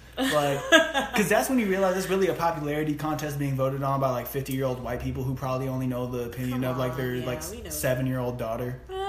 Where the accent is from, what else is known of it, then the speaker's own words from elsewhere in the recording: Atlanta, Georgia, United States; I'm a dude from Atlanta and I will still F you up.